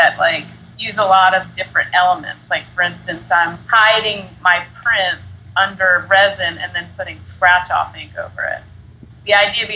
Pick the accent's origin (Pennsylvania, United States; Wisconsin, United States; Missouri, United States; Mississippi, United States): Pennsylvania, United States; Philadelphia; also born or lived in New Jersey; now in Brooklyn, United States; I grew up mostly in Philly